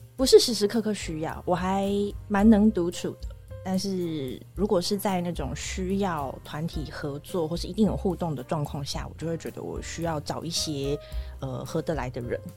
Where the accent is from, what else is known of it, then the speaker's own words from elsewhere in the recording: Taichung, Taiwan; also born or lived in Taipei / Hualien; 我在台北出生之后住过花莲，然后住过台中